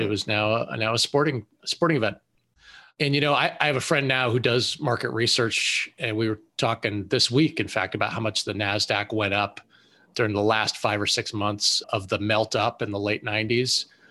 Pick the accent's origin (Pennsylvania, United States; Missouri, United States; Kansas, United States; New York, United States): Pennsylvania, United States; Western; moved away as an adult; I grew up in Western Pennsylvania and joined the Navy to fly airplanes